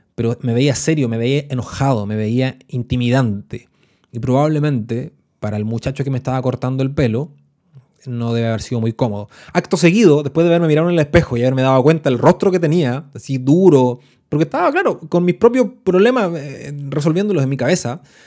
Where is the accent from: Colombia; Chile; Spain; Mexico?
Chile; los que somos chilenos y que nos hemos dedicado a las ciencias sociales